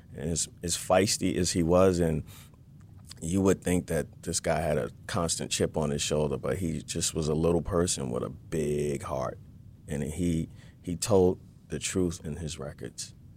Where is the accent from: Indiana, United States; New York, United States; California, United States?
New York, United States; New York City; now in Los Angeles, United States; I'm from Brooklyn, New York, and I got sick of the harsh winters